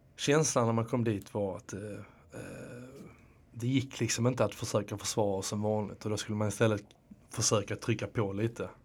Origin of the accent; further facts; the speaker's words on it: Landskrona, Skåne, Sweden; also born or lived in Netherlands; now in Stockholm, Sweden; nu kommer jag från, eh, från, från Skåne, men från, precis. Landskrona